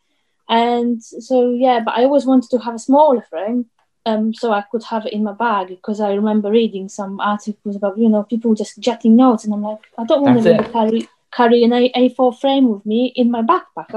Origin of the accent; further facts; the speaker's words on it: Poland; moved away; I am from Poland